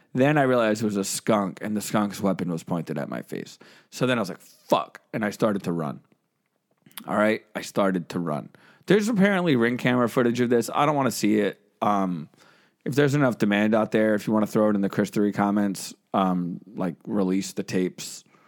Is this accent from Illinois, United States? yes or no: no; New Jersey, United States; I'm from New Jersey.